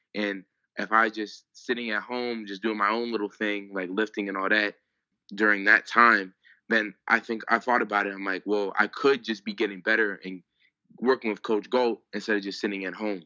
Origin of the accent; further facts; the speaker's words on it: Pennsylvania, United States; I grew up in Pennsylvania.